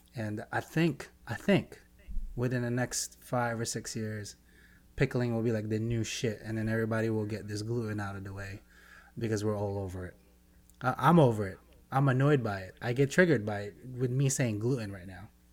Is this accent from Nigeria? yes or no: no; Philippines; being Filipino, Pacific Islander also.